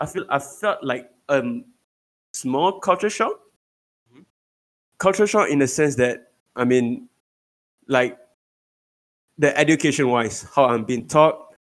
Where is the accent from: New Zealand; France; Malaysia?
Malaysia; Petaling Jaya, Selangor; I grew up in Petaling Jaya area, PJ area. And for my primary school, I went to SJKC Yok Chai. Mm-hmm. So it's a Chinese government school, primary school.